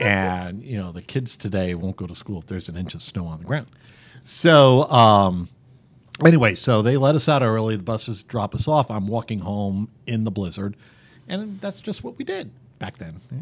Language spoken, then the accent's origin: English; New York City area, United States; now in Kansas City, United States; I grew up just around the New York City area